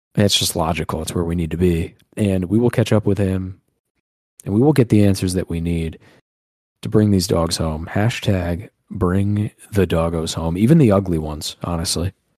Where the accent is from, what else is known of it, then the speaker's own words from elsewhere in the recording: Northeast, United States; We're from the Northeast.